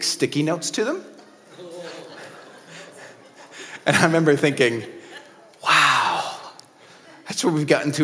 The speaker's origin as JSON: {"language": "English", "country": "United States", "said": "In America, my home country"}